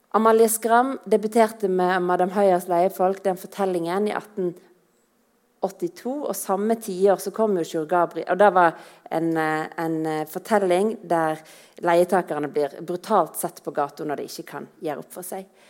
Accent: Voss, Vestland, Norway; Som vossing

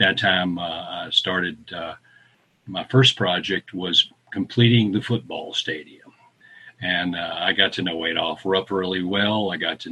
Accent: Western Kentucky, United States; I grew up in Western Kentucky, in extreme Western Kentucky, down where the Ohio is the Mississippi, not far from Monkey's Eyebrow. It's well known. A little place called Raglan, Kentucky.

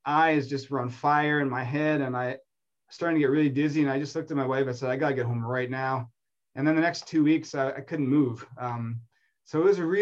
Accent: Manitoba, Canada; moved away as an adult; now in Toronto, Canada; I grew up in Manitoba and I went to school there, and I came out here in my 20s to go to U of T

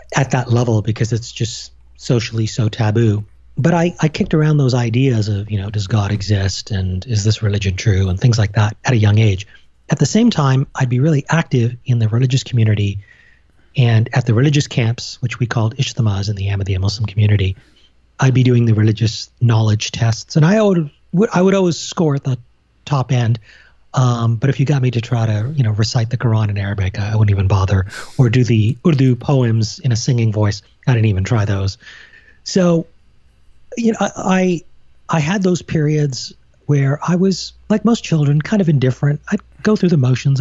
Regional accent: Canada; also born or lived in United Kingdom; all my formative years were in Canada.

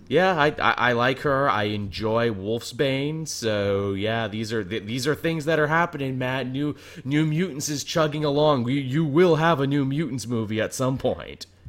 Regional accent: Canada; I'm Canadian

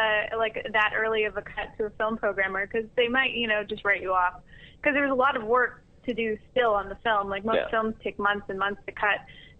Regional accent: Winnipeg, Manitoba, Canada; We're from Winnipeg

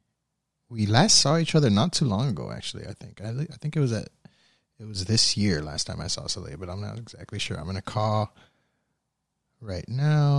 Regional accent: Miami, Florida, United States; we're both from Miami

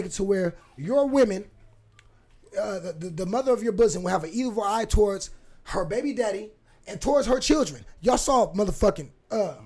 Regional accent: Fresno, California, United States; now in Portland, United States; When I was a kid growing up in Fresno, California

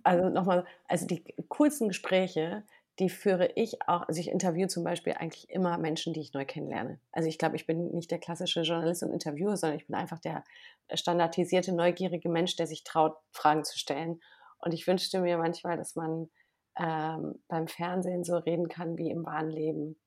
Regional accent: Wermelskirchen, North Rhine-Westphalia, Germany; now in Berlin, Germany; ich bin ja in Nordrhein-Westfalen geboren und aufgewachsen

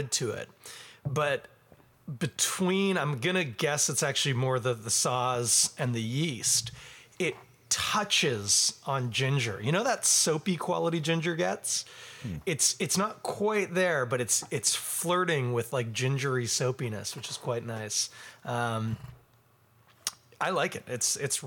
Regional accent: Ontario, Canada; I'm from Ontario.

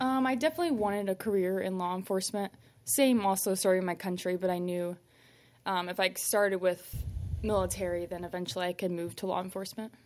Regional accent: Fort Wayne, Indiana, United States; Fort Wayne, Indiana

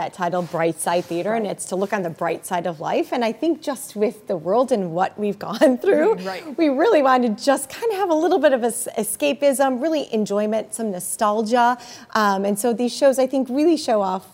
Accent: Naperville, Illinois, United States; Naperville, which is my hometown. I've lived here now almost 25 years.

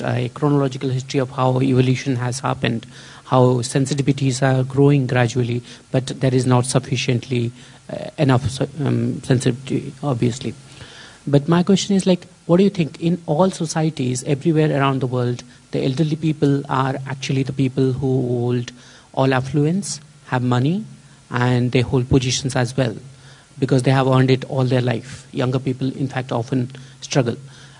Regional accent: India; now in London, United Kingdom; from India and originally now based at UCL, University College London. So my question is, like, I come from India

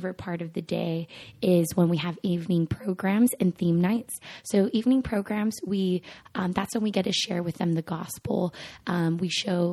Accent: Monterey Park, California, United States; I am from Monterey Park, California, which is a suburb right outside of Los Angeles

